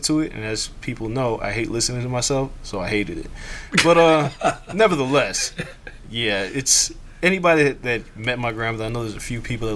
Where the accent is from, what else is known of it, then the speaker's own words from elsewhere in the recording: Las Vegas, Nevada, United States; moved away; also born or lived in Atlanta; the way that we grew up in Vegas was just completely different than how anybody else grew up